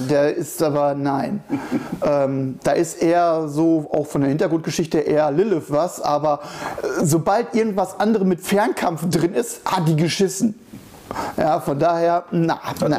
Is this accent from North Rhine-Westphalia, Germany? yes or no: yes; Sauerland, North Rhine-Westphalia, Germany; moved away; Ich komme aus dem Sauerland